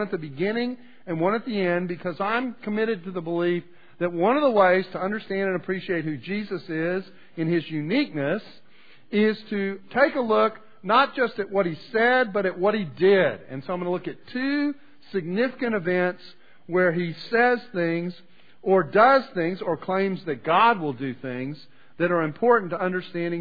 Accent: Canada; now in United States; I was born in Canada

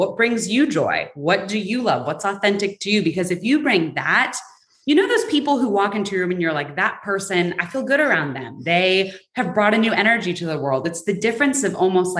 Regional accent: San Francisco, California, United States; moved away as an adult; now in Atlanta, United States; I'm originally from San Francisco, and I moved to Atlanta for a job

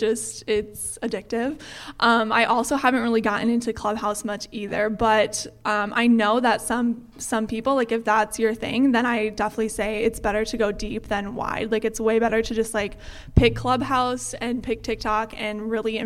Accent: Fargo, North Dakota, United States; moved away as an adult; also born or lived in Eau Claire, Wisconsin; growing up in the Fargo-Moorhead area

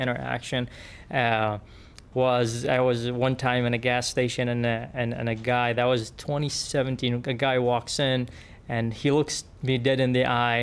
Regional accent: Yemen; English is a second language; moved away as an adult; now in Springfield, United States; I was born and raised in Yemen.

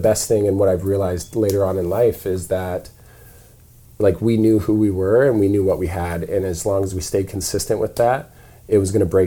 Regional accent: South Dakota, United States; moved away; I grew up in South Dakota

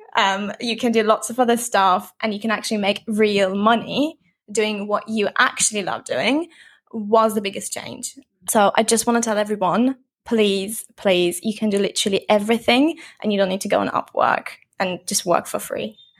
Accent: Turkey; moved away as an adult; also born or lived in London, United Kingdom; now in Bali, Indonesia; I'm actually originally from Turkey, but I'm in Lon-, London for nine years

